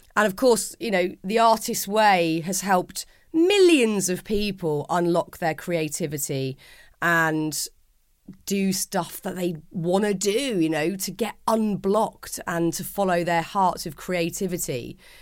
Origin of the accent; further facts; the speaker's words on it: London, United Kingdom; accent: London; my gabbling London accent